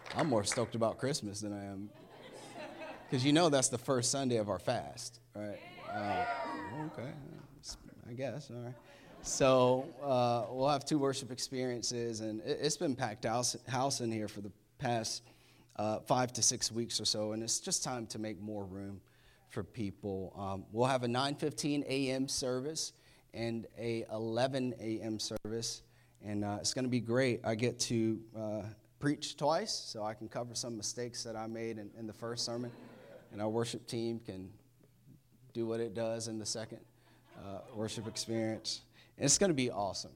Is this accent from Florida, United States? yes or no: yes; Florida, United States; moved away; I'm from Florida, definitely a hurricane state